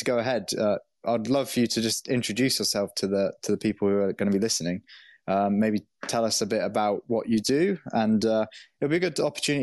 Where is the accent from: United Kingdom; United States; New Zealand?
United Kingdom; I'm from the UK